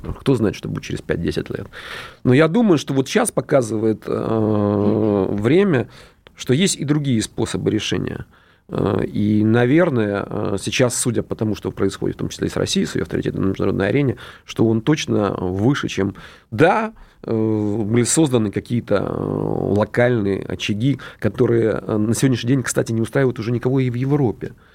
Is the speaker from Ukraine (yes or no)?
yes; Dnipro, Dnipropetrovsk Oblast, Ukraine; я сам родом из Днепропетровска